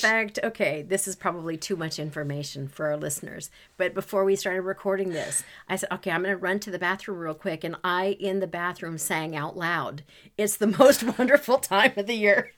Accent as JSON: {"language": "English", "country": "Canada", "moved": "yes", "said": "I'm originally from Canada"}